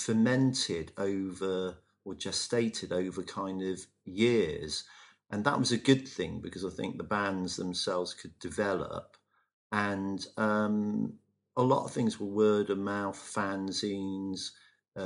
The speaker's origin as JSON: {"language": "English", "town": "Bristol", "region": "South West England", "country": "United Kingdom", "tie": "born or raised there", "said": "used to live across the road from me when we were kids growing up in Avonmouth."}